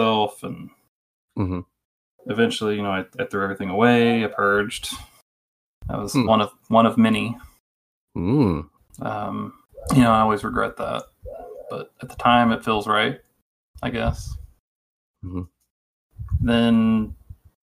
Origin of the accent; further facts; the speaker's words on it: Texas, United States; I'm from Texas.